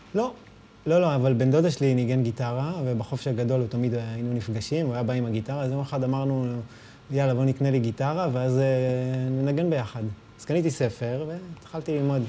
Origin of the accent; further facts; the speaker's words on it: Rehovot, Central District, Israel; ברחובות, בשעריים